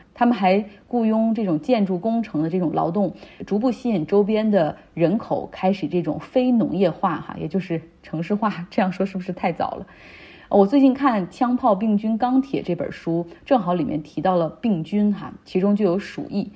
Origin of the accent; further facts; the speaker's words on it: Harbin, Heilongjiang, China; moved away as an adult; 我的家乡哈尔滨，这可能是我高中毕业之后回来时间最长的一次